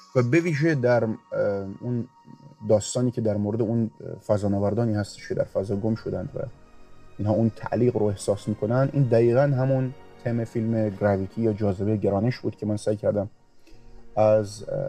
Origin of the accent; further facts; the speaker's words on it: Rasht, Gilan, Iran; اهل رشتم